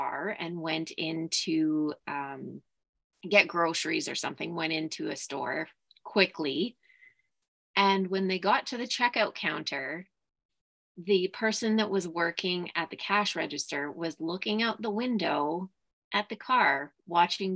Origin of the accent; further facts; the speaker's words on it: Saskatoon, Saskatchewan, Canada; also born or lived in Martensville, Saskatchewan; I grew up in Saskatoon, specifically in the city.